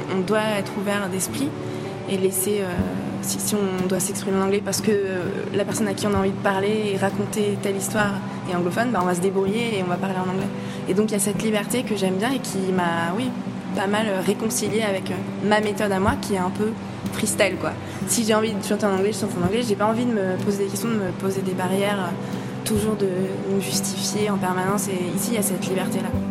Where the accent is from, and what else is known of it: France; first language French; also born or lived in United States / Montreal